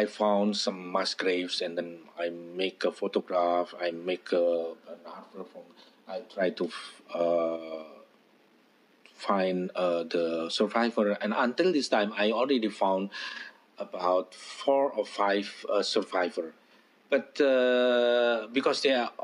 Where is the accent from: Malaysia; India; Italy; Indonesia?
Indonesia; Blitar, East Java; my hometown, in Blitar.